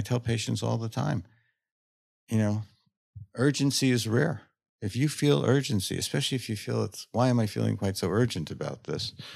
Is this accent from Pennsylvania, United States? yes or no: no; New York, United States; I grew up in New York.